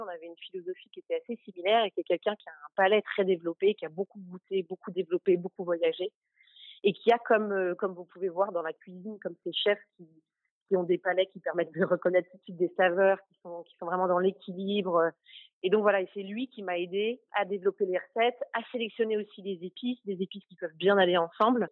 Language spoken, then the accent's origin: French; Normandy, France; J'ai grandi en Normandie